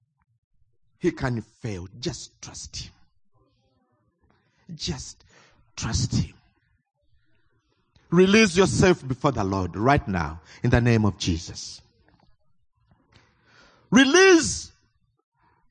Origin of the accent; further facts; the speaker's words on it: Uganda; I come from Uganda.